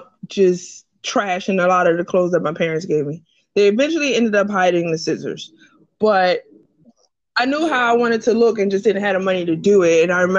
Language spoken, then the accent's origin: English; Camden, New Jersey, United States; when I was growing up, I was in a very weird space because I'm from Camden